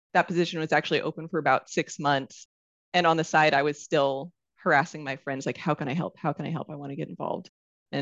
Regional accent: Washington, United States; I grew up in Washington State.

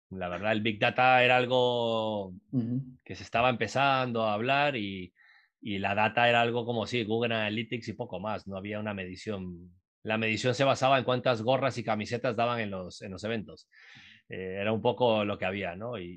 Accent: Uruguay; moved away; also born or lived in Costa Rica / Guatemala; yo soy uruguayo, soy, me crié en Latinoamérica, viví en Costa Rica muchos años, eh, viví en Guatemala también, entonces yo venía con una idiosincrasia eh, centroamericana, sudamericana, terminé en Miami estudiando en la universidad

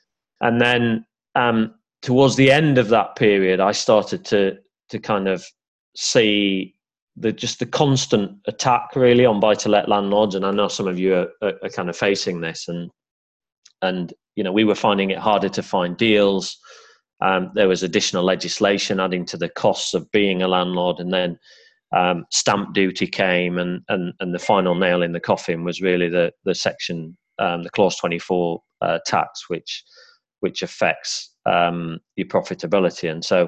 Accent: Yorkshire and the Humber, United Kingdom; accent: Yorkshire; I've kind of lost my Yorkshire accent now, but I am a Yorkshire lad born and bred, and bought my first terraced house in Barnsley

